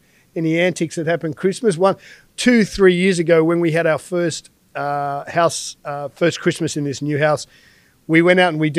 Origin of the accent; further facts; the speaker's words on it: England, United Kingdom; Obviously, Rosemary's Colombian heritage, and I'm very English, pale skin.